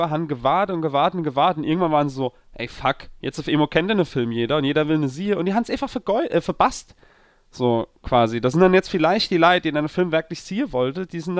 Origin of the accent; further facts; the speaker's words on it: Rhineland-Palatinate, Germany; Er lief einfach nirgends in meiner Heimat. Der lief nicht in Zwäbrige, der lief nicht in Lautre, der lief nicht in Landstuhl